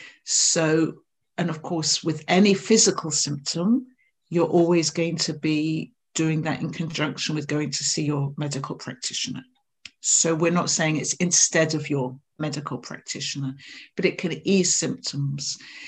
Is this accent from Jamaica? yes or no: no; England, United Kingdom; now in Scotland; I live in Scotland, so even though I'm English, the och comes out there.